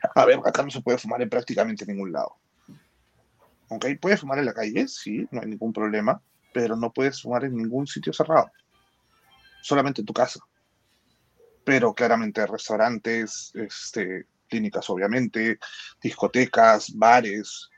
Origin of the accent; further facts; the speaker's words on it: Peru; soy el único peruano